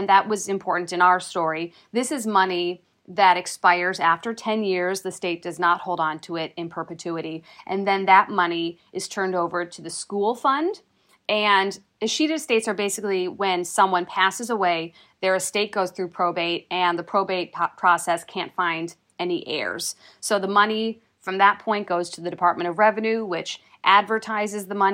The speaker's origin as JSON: {"language": "English", "region": "Minnesota", "country": "United States", "accent": "Minnesota", "moved": "yes", "lives_now": "Wisconsin, United States", "said": "my Minnesota accent"}